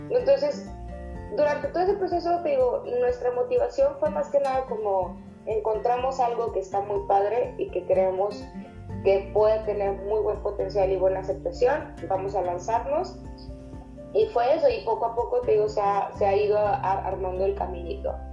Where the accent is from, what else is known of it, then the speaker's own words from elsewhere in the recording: Monterrey, Nuevo León, Mexico; also born or lived in China; somos de aquí de Monterrey y llevamos tiempo interesadas en esto y nos gusta mucho lo que hacemos principalmente.